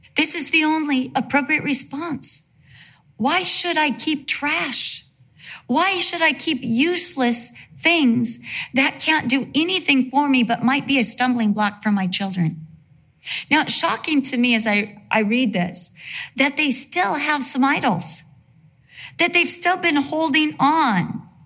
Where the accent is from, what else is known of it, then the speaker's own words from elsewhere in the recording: Costa Mesa, California, United States; also born or lived in Santa Ana, California / Vista, California / England; For the most part of my life, I lived in Costa Mesa, California